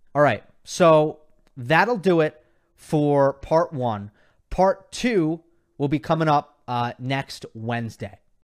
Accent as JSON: {"language": "English", "region": "New York", "country": "United States", "tie": "born or raised there", "said": "I grew up in New York"}